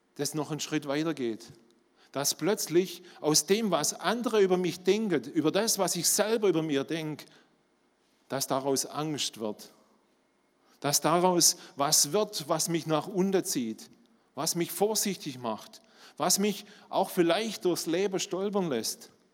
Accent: Swabia, Germany; accent: Swabian; Ihr hört, ich bin Schwabe

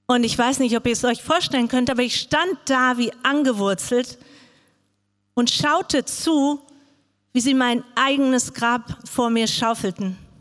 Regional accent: Frankfurt, Hesse, Germany; moved away; also born or lived in Arabian Peninsula; Ich bin in Frankfurt groß geworden

